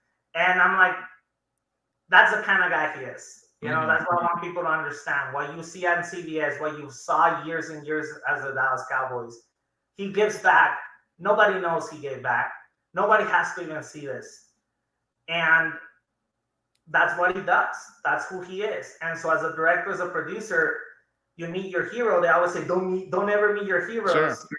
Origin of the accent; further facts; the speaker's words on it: Juarez, Chihuahua, Mexico; I felt like I was with my own grandparents growing up in Ocho, Juarez.